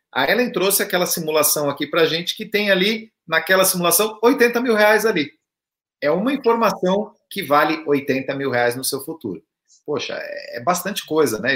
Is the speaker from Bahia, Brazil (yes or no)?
no; southern Santa Catarina, Brazil; eu sou lá do sul de Santa Catarina